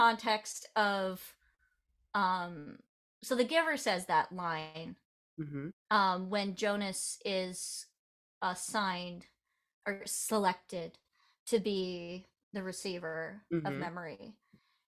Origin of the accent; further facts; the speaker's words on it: Iowa, United States; I grew up in Iowa